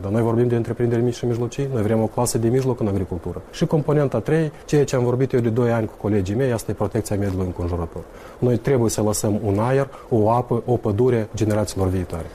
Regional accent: Tiraspol, Transnistria, Moldova; Eu sunt din Tiraspol

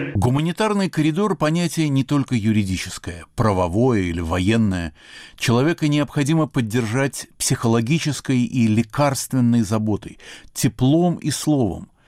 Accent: Ochamchire, Abkhazia, Georgia; moved away; Я родился и вырос в Очамчирах, в Абхазии

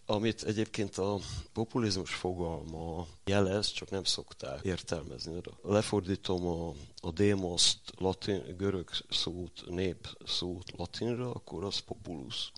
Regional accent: Hungary; falusi vagyok

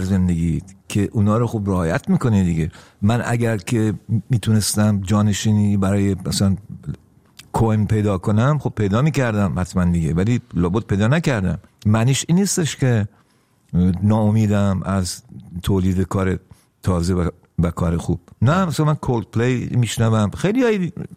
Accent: Iran; moved away; ناراحت نیستم که چرا در ایران به دنیا آمدم

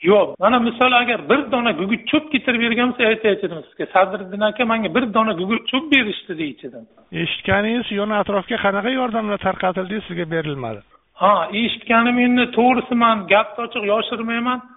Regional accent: Qarshi, Qashqadaryo Region, Uzbekistan; o'zim qarshi shahrida tug'ilib qarshi shahrida o'sib katta bo'lganman

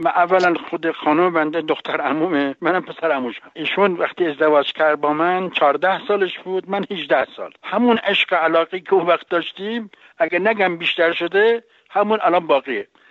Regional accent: Najaf, Najaf Governorate, Iraq; now in Tehran, Iran; من در نجف متولد شدم

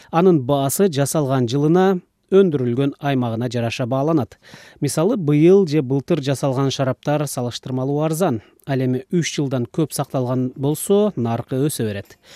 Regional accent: Kyrgyzstan; мен туулуп өскөн кыргызстанда

